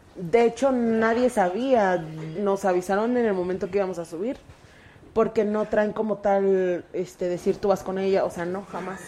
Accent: Mexico City, Mexico; Mi familia siempre ha sido comerciante. Somos de la Merced

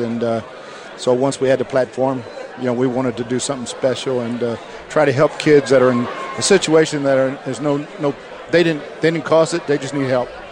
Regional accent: York, Pennsylvania, United States; I grew up right outside of Baltimore, in York, Pennsylvania

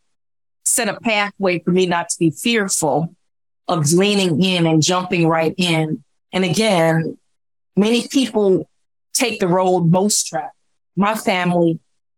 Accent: Chicago, Illinois, United States; I'm born and raised in Chicago.

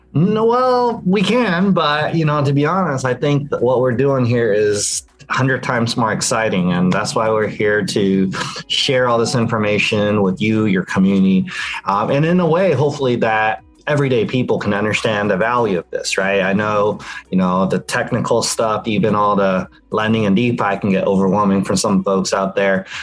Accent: San Francisco Bay Area, California, United States; I'm born and raised in the San Francisco Bay Area, here in the heart of Silicon Valley.

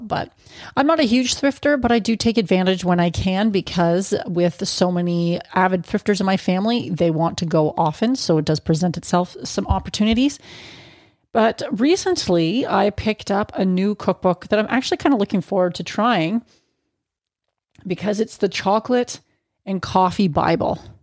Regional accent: Canada; as a Canadian

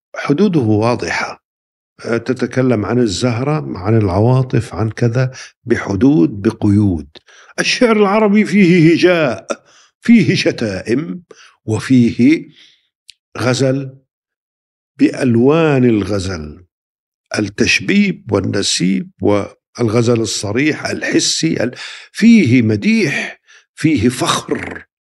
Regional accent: Palestine; عندنا في فلسطين

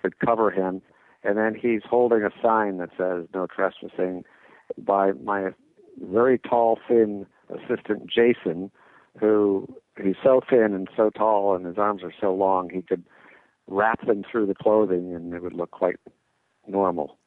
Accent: New England, United States; I am from New England

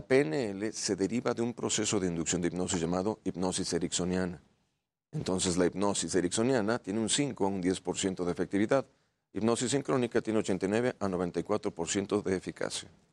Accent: Mexico; also born or lived in Santiago, Chile; Inmigrado mexicano

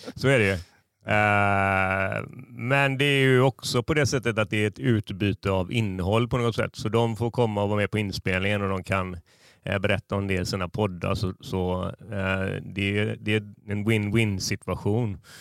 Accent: Gothenburg, Västra Götaland, Sweden; jag har liksom som göteborgare

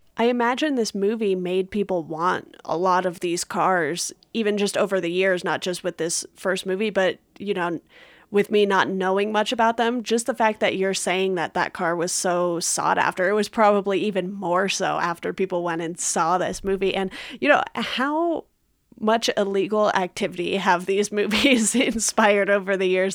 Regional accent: Garden Grove, California, United States; I grew up in Garden Grove, which is right next door to Westminster

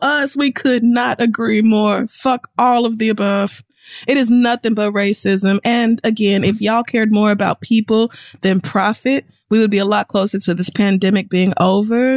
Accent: United States; I'm American

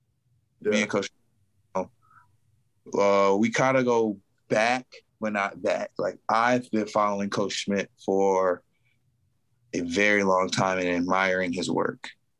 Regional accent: Romulus, Michigan, United States; I was from Romulus, Michigan guy too

